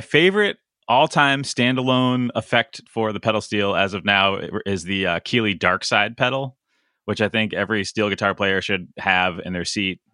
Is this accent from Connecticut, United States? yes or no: yes; Connecticut, United States; I grew up in Connecticut